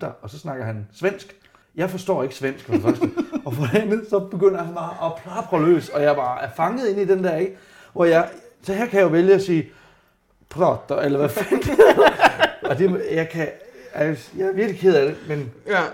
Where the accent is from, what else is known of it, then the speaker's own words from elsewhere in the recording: Randers, Central Denmark Region, Denmark; Jeg voksede op i Randers